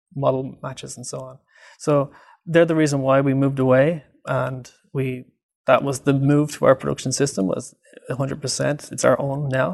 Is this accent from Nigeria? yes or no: no; Ireland; moved away as an adult; also born or lived in Dublin, Ireland; now in Vancouver, Canada; I'm from Ireland, and I did my P H D in Dublin City University